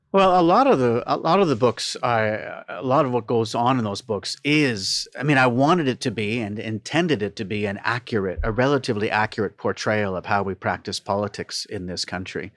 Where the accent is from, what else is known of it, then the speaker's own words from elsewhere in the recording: Toronto, Ontario, Canada; Born and raised in Toronto